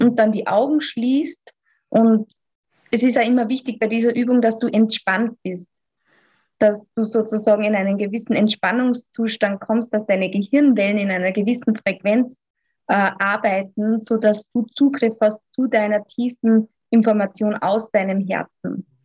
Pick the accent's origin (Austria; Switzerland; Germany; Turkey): Austria; Ich komme aus dem wunderschönen Österreich